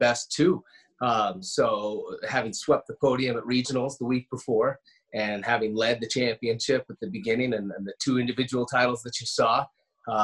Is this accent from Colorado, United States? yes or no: yes; Steamboat Springs, Colorado, United States; I was born and raised there to begin with, and my entire adolescence, growing up on Howlison Hill